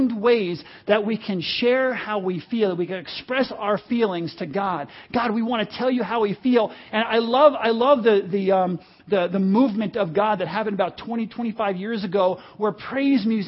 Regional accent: United States; And I'm one, I like it

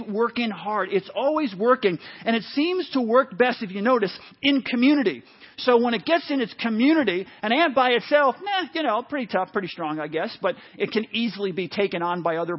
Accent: New City, New York, United States; I grew up in New York for most of my life, moved around up through sixth grade, but landed in New York when I was in, like I say, about sixth grade.

